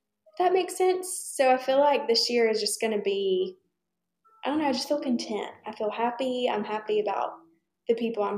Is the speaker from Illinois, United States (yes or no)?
no; Troy, Alabama, United States; moved away as an adult; now in Birmingham, United States; I'm originally from Troy, Alabama.